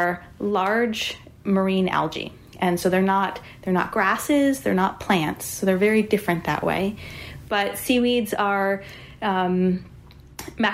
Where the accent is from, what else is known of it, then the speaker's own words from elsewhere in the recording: suburbs of New York City, United States; I grew up in New York, in the suburbs of New York City